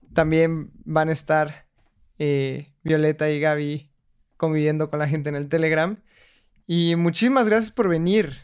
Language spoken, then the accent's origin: Spanish; Mexico; mi país